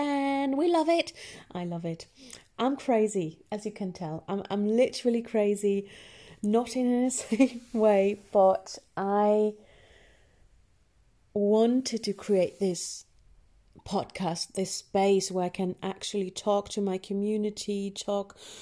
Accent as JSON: {"language": "English", "country": "Germany", "tie": "born or raised there", "also_born_or_lived": "Northern England", "accent": "German; Northern English", "second_language": "English", "moved": "as an adult", "lives_now": "England, United Kingdom", "said": "I was born in Germany"}